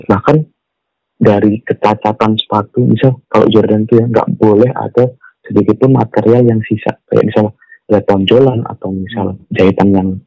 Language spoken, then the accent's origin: Indonesian; West Java, Indonesia; sama gue orang Sunda gue zaman